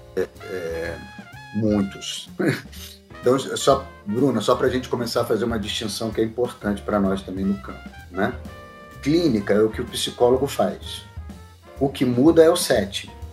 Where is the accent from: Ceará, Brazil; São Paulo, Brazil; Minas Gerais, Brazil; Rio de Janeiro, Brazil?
Rio de Janeiro, Brazil; Eu tive uma, uma possibilidade de formação que tem muito a ver com a cidade na qual eu nasci. Eu sou do Rio de Janeiro